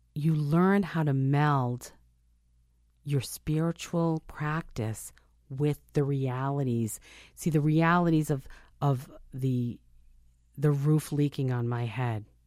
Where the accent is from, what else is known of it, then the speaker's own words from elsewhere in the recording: United States; I'm an American